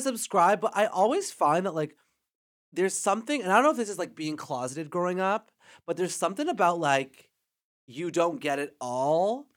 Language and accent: English; Canada